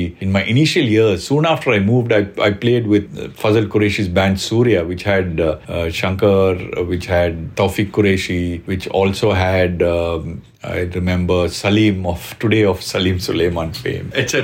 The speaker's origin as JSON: {"language": "English", "town": "Bangalore", "region": "Karnataka", "country": "India", "tie": "born or raised there", "moved": "as an adult", "lives_now": "Mumbai, India", "said": "I was born and brought up in Bangalore"}